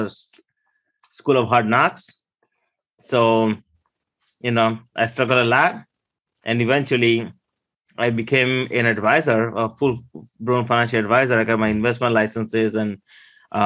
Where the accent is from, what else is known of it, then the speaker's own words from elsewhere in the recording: Maryland, United States; English is a second language; also born or lived in India; I originally came here from India in 1989 with $20 and no English. I grew up here in Maryland